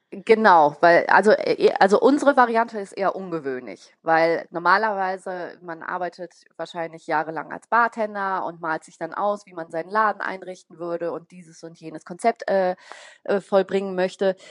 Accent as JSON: {"language": "German", "town": "Bonn", "region": "North Rhine-Westphalia", "country": "Germany", "tie": "born or raised there", "said": "wohne in Bonn, bin auch gebürtige Bonnerin"}